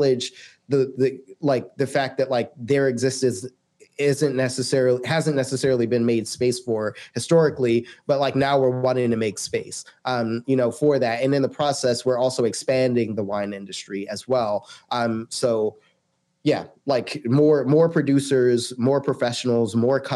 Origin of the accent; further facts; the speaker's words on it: United States; especially as an American